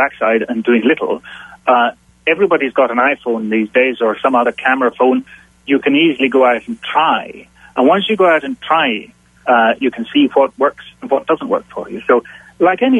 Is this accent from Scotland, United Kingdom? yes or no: yes; Isle of Skye, Scotland, United Kingdom; now in Glasgow, United Kingdom; I'm based in Glasgow in Scotland, but originally I'm from the Isle of Skye in the Hebrides in the northwest.